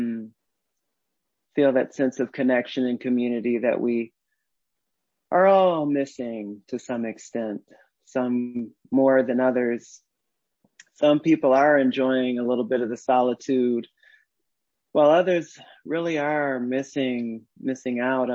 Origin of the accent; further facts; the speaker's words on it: Detroit, Michigan, United States; I was born in Detroit and raised on the West Side.